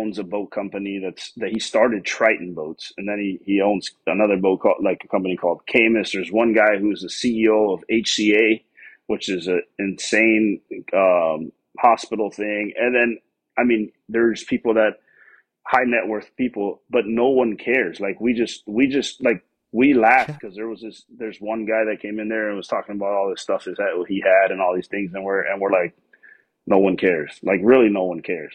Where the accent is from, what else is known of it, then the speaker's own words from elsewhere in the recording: Miami, Florida, United States; moved away as an adult; also born or lived in Tennessee; I was born and raised in Miami